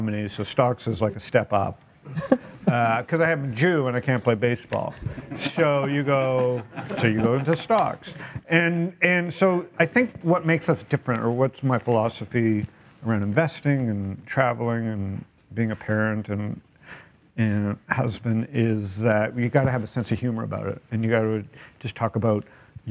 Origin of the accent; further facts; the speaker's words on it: Toronto, Ontario, Canada; now in San Diego, United States; born and raised in Toronto